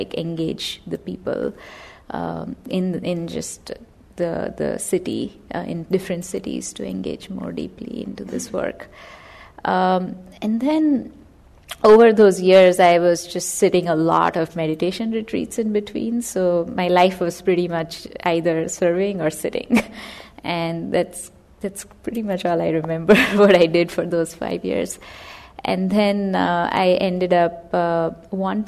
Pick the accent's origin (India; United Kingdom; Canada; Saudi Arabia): India; moved away as an adult; now in United States; I was born and raised in India, and I came to the U.S. To study.